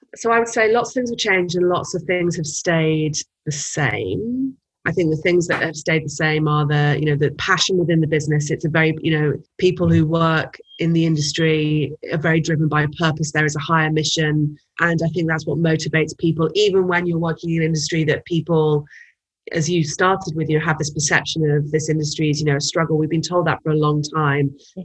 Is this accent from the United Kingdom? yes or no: yes; United Kingdom; moved away as an adult; now in United States; as a as a Brit coming to the US